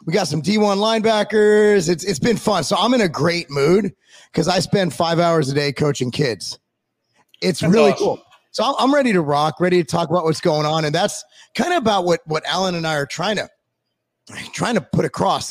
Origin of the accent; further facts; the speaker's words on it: California, United States; where I grew up in California